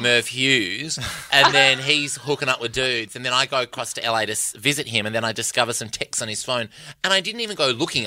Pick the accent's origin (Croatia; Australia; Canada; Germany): Australia; Perth, Western Australia; I'm from Perth